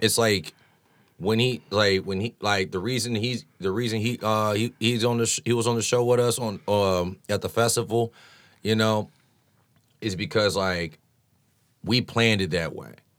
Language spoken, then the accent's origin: English; Champaign, Illinois, United States; moved away as an adult; now in Chicago, United States; Growing up in Champaign